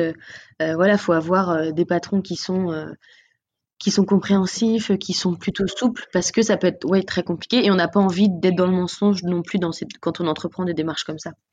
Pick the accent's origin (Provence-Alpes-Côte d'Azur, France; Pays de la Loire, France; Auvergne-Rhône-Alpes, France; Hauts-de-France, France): Pays de la Loire, France; Nantes; on est de Nantes